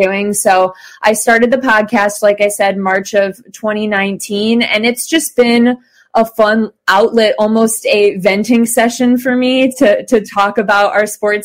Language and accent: English; Cleveland, Ohio, United States; born and raised in Cleveland. I grew up went to North Royalton schools